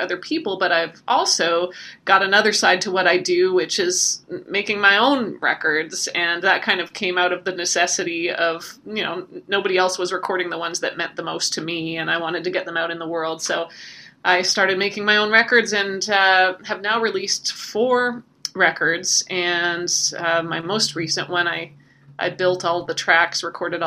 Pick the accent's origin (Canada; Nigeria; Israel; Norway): Canada; now in Nashville, United States; I'm originally from Canada, but Nashville has been home for a long time